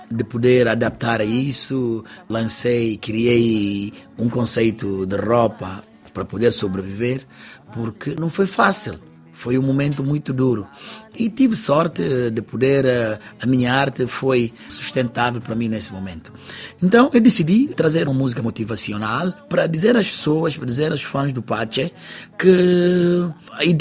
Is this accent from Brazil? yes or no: no; Guinea-Bissau; now in Portugal; Ela nasceu cá, eu que vim da Guiné-Bissau